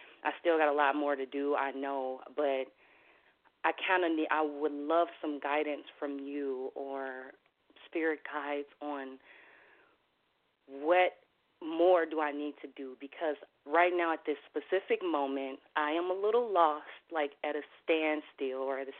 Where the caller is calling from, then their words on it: Minnesota, United States; I'm calling from Minnesota.